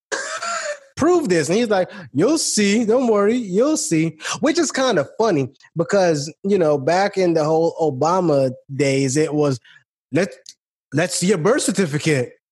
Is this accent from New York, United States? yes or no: yes; New York City, New York, United States; I grew up in Brooklyn. I grew up where the cops would would come around